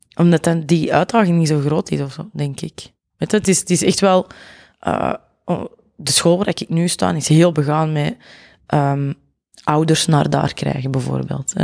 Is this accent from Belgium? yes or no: yes; Mortsel, Flanders, Belgium; accent: Antwerp; also born or lived in Zurenborg, Antwerp; now in Antwerp, Belgium; ik ben origineel, zal ik maar zeggen, van Mortsel Boeghout. Eh, en op mijn 17 ben ik op Zurenborg komen wonen